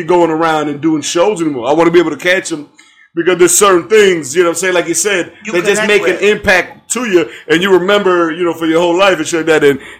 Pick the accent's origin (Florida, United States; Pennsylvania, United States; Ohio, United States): Ohio, United States; I'm from Ohio.